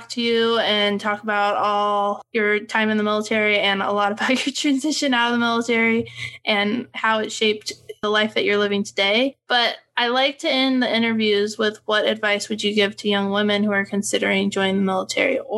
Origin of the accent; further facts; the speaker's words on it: United States; it just doesn't fit into like my small town white girl growing up in America.